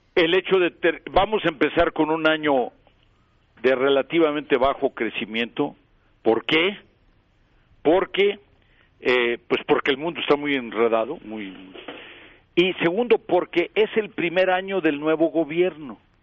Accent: Mexico; moved away; yo en primer lugar soy mexicano

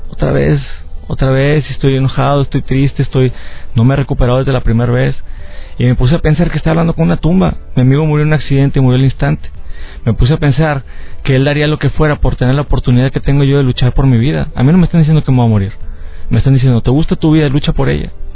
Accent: Mexico; aquí también dando conferencias en, en mi país

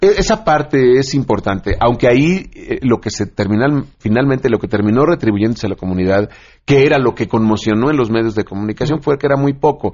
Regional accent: Mexico; nuestro país

